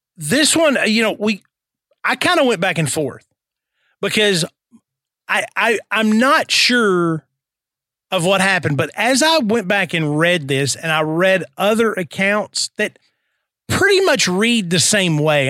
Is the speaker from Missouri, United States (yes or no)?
yes; St. Louis, Missouri, United States; I'm from St. Louis